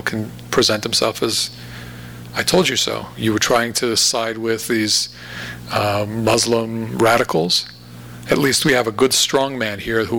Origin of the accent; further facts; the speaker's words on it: Latvia; You know, I'm from Latvia, I'm from the Baltics